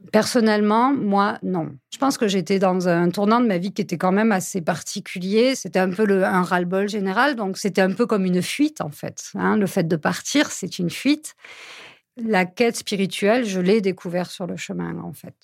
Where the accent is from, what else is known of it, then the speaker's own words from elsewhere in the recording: Lot, Occitania, France; Je suis originaire du Lot. J'ai grandi dans une grande famille avec huit frères et sœurs.